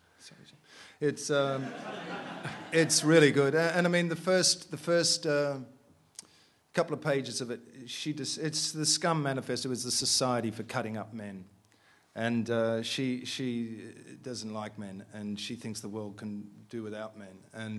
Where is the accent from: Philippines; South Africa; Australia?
Australia; I mean, there's something about, I'm an Australian, and there's something about English guys I don't really get.